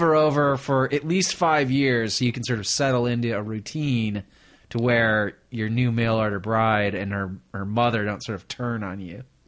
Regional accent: Michigan, United States; I grew up in Michigan

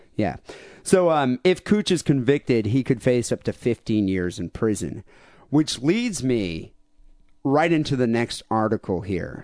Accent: Bay City, Michigan, United States; we grew up in an area of Michigan

